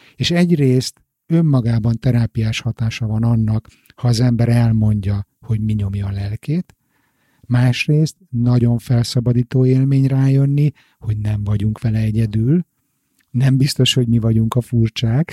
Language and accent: Hungarian; Hungary; Magyarországon én biztos, hogy nem úgy nőttem föl